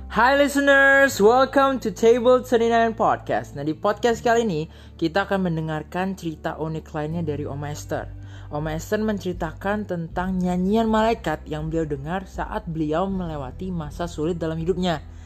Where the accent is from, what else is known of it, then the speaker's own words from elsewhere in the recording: Merongeng, North Sulawesi, Indonesia; moved away; kampung saya di Merongeng